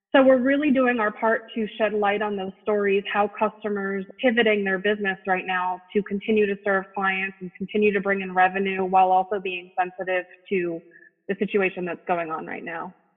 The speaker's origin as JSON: {"language": "English", "region": "New Jersey", "country": "United States", "moved": "as an adult", "lives_now": "Philadelphia area, United States", "said": "I'm from the New York City area originally"}